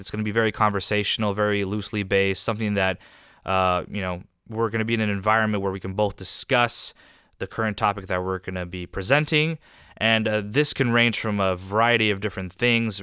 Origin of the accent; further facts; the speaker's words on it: Southern California, United States; I was raised here in Southern California, where I continue to live